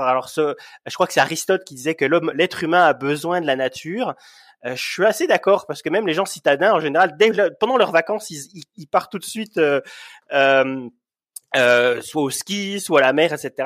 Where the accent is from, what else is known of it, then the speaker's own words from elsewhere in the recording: Bourgogne-Franche-Comté, France; moved away as an adult; also born or lived in Montreal, Canada; now in Yukon, Canada; à la base, je suis de Franche-Comté